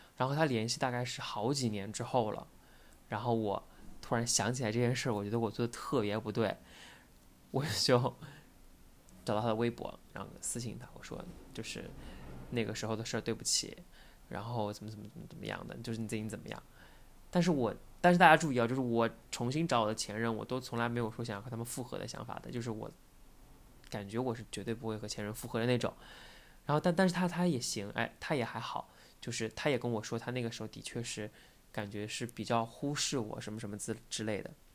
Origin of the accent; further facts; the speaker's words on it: Taizhou, Zhejiang, China; moved away; 他是在我老家，然后他特别希望我留在老家